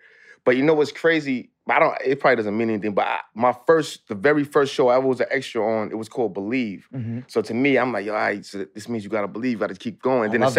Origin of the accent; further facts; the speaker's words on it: New York City, New York, United States; I'm from Lawton, Queens.